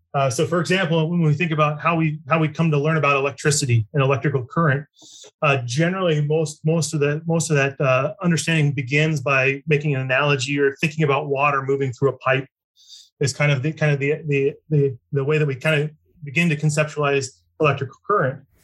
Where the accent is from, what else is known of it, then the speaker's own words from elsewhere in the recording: Lincoln, Nebraska, United States; I grew up in Lincoln, Nebraska